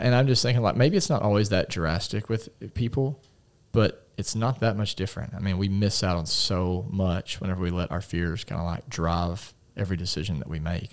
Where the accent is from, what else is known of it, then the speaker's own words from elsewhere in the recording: United States; as an American